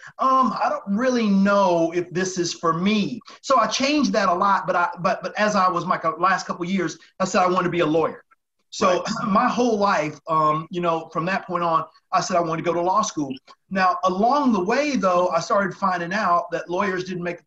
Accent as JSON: {"language": "English", "town": "Chattanooga", "region": "Tennessee", "country": "United States", "tie": "born or raised there", "also_born_or_lived": "New York", "moved": "yes", "said": "I'm from Tennessee. So I grew up in Chattanooga, Tennessee"}